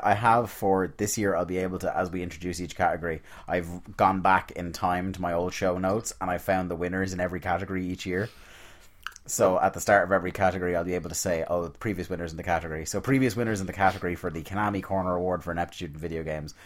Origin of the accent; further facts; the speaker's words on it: Ireland; being Irish